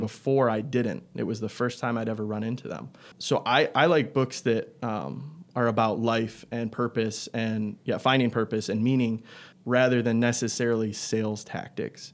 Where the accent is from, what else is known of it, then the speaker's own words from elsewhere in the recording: Algonac, Michigan, United States; I grew up in Algonac, same place that Tristan and Steven come from